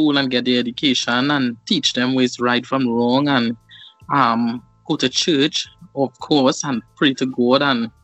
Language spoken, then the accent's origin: English; Rio Claro, Trinidad & Tobago; moved away; also born or lived in San Fernando; I born and grew in Rio Claro